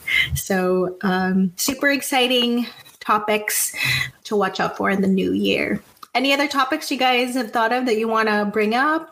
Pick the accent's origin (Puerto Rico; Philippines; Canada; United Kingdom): Philippines; You can call us out being a Filipino stereotype.